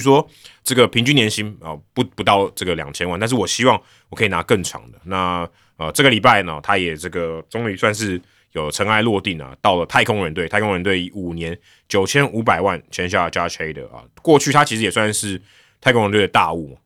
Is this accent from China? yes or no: no; Hsinchu, Taiwan; moved away; also born or lived in Taipei; 小时候在新竹比较冷